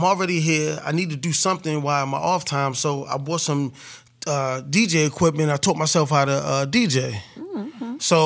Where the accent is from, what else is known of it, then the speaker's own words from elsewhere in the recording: Baltimore, Maryland, United States; moved away as an adult; also born or lived in Killeen, Texas; I'm from Baltimore. I'm from a city